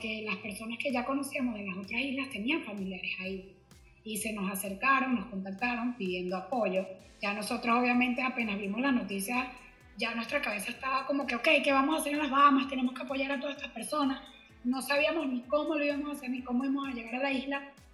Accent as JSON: {"language": "Spanish", "country": "Venezuela", "moved": "yes", "lives_now": "Miami, United States", "said": "Soy venezolana"}